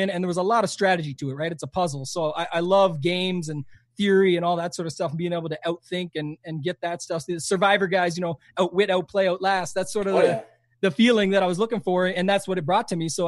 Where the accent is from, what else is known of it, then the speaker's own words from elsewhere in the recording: Canada; most people would say this that know me quite well is I'm way more American than I am Canadian.